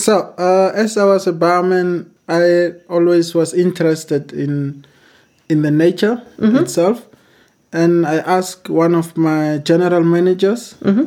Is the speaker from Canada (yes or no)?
no; Windhoek, Khomas, Namibia; I'm from Namibia